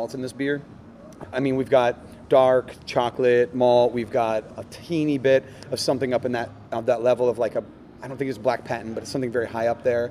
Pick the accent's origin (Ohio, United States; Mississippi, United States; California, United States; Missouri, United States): California, United States; Turlock; moved away as an adult; also born or lived in New York City; I am originally from Turlock. I grew up in Turlock